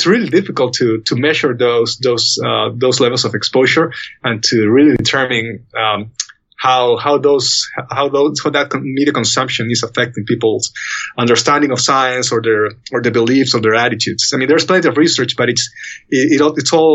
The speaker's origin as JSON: {"language": "English", "country": "Peru", "moved": "yes", "said": "my home country in Peru"}